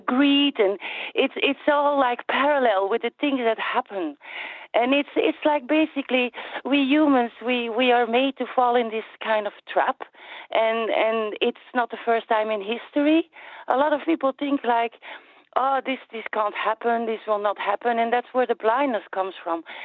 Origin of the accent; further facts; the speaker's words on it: Flanders, Belgium; I'm from Flanders